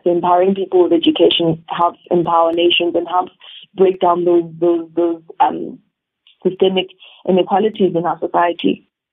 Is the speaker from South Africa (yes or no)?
yes; South Africa; us as South Africans